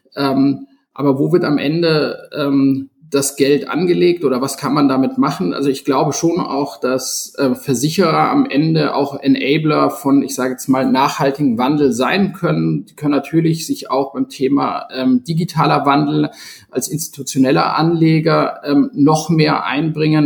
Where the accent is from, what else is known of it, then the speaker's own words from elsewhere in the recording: Munich, Bavaria, Germany; als gebürtiger Münchner